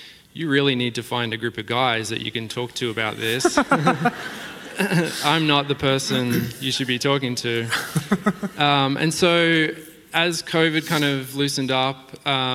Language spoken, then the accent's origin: English; Australia; moved away as an adult; now in Lake Oswego, United States